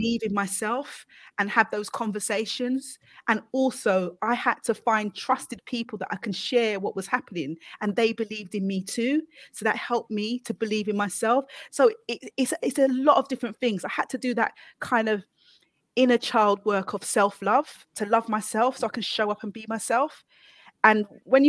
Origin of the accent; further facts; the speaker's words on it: London, United Kingdom; I came from Hackney.